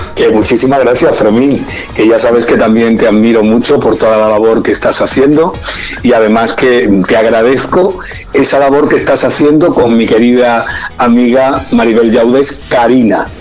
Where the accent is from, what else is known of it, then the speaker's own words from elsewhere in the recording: Málaga, Andalusia, Spain; moved away as an adult; also born or lived in Madrid; la Fría de Málaga, que es de donde, donde yo además vivía, de donde soy